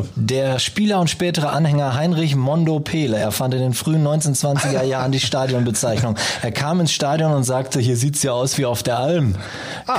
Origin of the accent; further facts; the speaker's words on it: Münster, North Rhine-Westphalia, Germany; also born or lived in England; Ich bin ja geborener Münsteraner